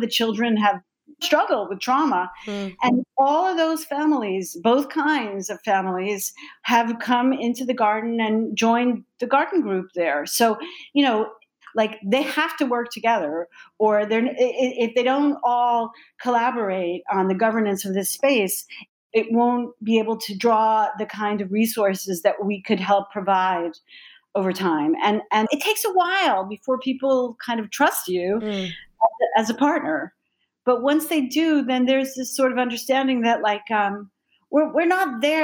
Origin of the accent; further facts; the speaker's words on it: New York City, New York, United States; I was born in Brooklyn and I'm a New Yorker